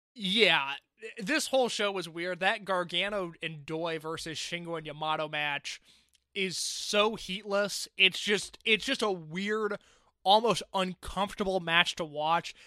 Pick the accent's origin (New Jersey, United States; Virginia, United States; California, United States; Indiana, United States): Indiana, United States; I'm from Indiana